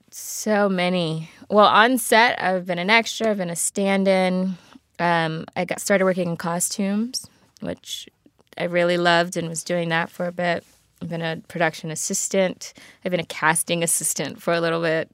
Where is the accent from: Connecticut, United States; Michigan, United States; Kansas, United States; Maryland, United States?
Maryland, United States; Baltimore; also born or lived in Atlanta, Georgia; now in Los Angeles, United States; Baltimore originally.